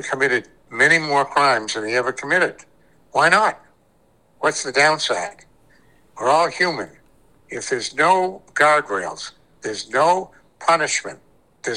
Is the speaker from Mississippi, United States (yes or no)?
no; Cape Elizabeth, Maine, United States; born or raised there; also born or lived in New Haven, Connecticut